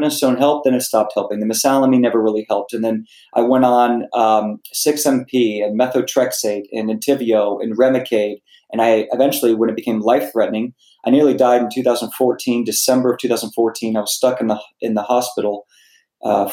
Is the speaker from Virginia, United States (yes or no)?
yes; Virginia, United States; moved away as an adult; also born or lived in South Carolina; now in California, United States; I grew up in school in South Carolina. I grew up in Virginia. And I've been living in California for 10 or 12 years